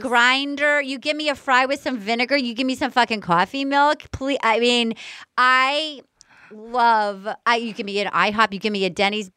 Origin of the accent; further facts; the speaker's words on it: Fall River, Massachusetts, United States; moved away; I'm basically a masshole. I was born in Fall River